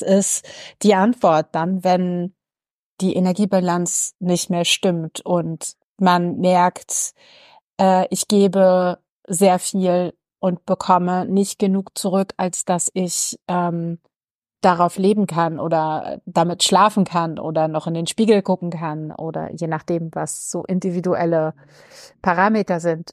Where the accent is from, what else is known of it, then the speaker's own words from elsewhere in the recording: Berlin, Germany; ich bin gebürtige Berlinerin